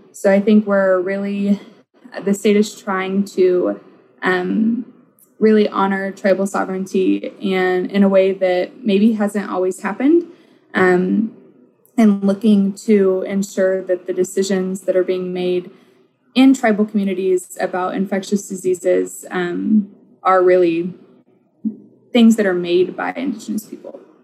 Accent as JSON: {"language": "English", "region": "Oklahoma", "country": "United States", "tie": "born or raised there", "moved": "yes", "lives_now": "Minnesota, United States", "said": "I grew up in Oklahoma"}